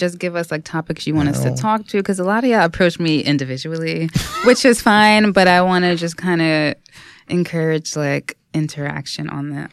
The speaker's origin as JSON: {"language": "English", "country": "United States", "said": "I am Black American"}